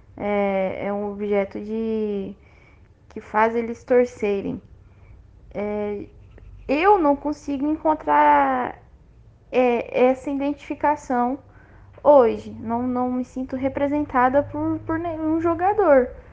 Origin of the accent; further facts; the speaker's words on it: Goiás, Brazil; os meus pais são goianos, eu sou goiana